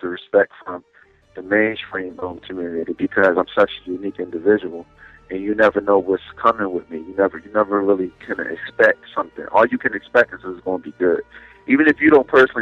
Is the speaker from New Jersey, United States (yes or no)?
no; Philadelphia, Pennsylvania, United States; I'm from West Philly. Born and raised